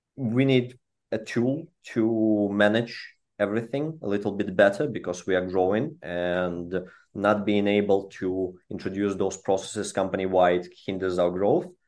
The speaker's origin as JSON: {"language": "English", "country": "Belarus", "moved": "yes", "said": "I'm from Eastern European region. That's where our, all of our founding team comes from, uh, originally from Belarus."}